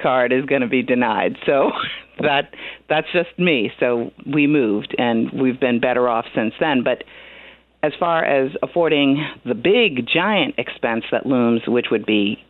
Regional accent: New Jersey, United States; moved away; we are born and raised New Jersey people, my husband and I. I don't know if my accent is showing up on the radio.

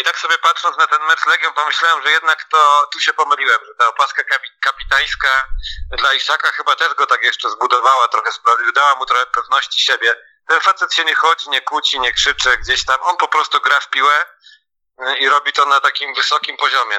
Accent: Poznań / Greater Poland, Poland; jako na przykład poznaniacy, czy wielkopolanie

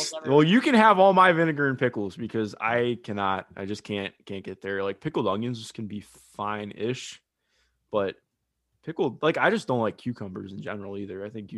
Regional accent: Ohio, United States; I am from Ohio.

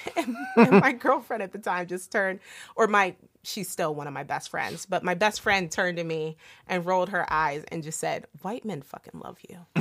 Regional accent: Delaware, United States; my small town growing up in Delaware

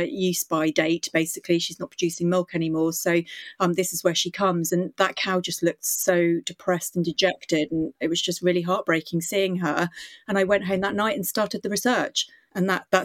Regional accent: Indonesia; now in United Kingdom; I grew up in Indonesia

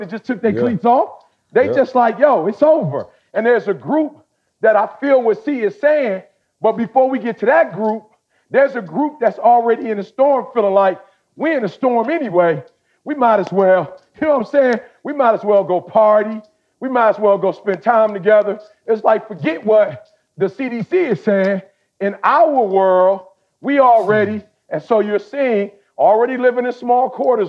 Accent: United States; also born or lived in Chicago / Detroit; I'm from Chicago. I'm from the D

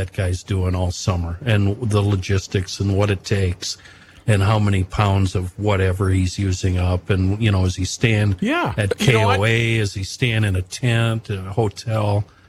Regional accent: Minnesota, United States; Yeah, I'm from Minnesota.

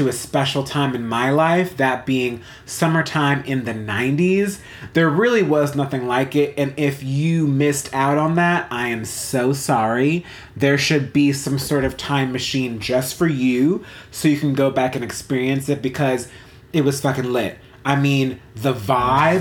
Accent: South Orange, New Jersey, United States; The neighborhood that I grew up in New Jersey, in South Orange, was called the Montrose Historic District

